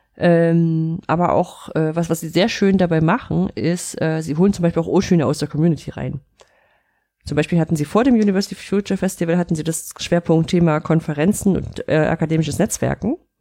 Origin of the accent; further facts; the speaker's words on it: Central German coal region, near the Profen open-cast mine, Saxony-Anhalt, Germany; aus der Gegend, wo ich groß geworden bin. Dieser Tagebauprofen war direkt bei uns um die Ecke, da konnte ich hinlaufen